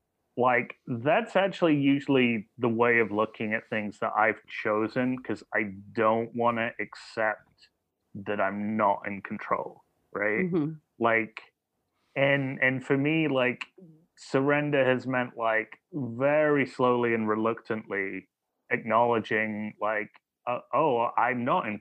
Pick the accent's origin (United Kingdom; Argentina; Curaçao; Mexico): United Kingdom; Burton upon Trent, West Midlands; Well, I grew up in the Midlands, Burnham, okay. Trent, kind of near Derby and Birmingham.